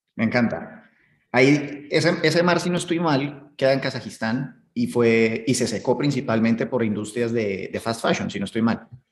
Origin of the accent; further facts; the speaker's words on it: Colombia; Colombia, eh, de donde soy